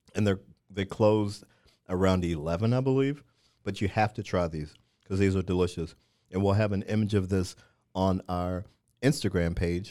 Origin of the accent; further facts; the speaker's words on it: Missouri, United States; moved away; also born or lived in Washington, D.C.; I'm from Missouri, lived in D C a number of years